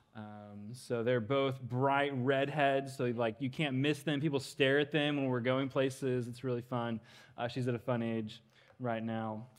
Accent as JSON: {"language": "English", "region": "Western Kansas", "country": "United States", "tie": "born or raised there", "moved": "as an adult", "lives_now": "Dallas, United States", "said": "I grew up in Western Kansas"}